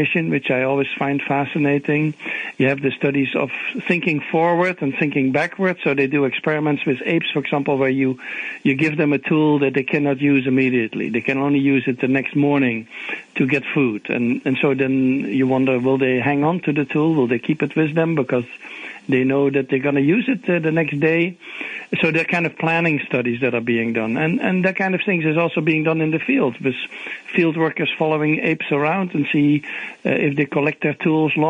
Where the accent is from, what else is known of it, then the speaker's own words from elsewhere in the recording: Netherlands; English is a second language; moved away as an adult; now in Atlanta, United States; my origin is I'm from the Netherlands, but I came already more than 30 years ago.